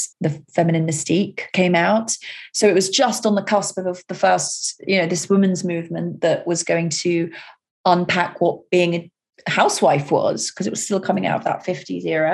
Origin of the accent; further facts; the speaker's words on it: London, United Kingdom; just being a Londoner, and just walking the streets, you know, as a teenager and as a schoolgirl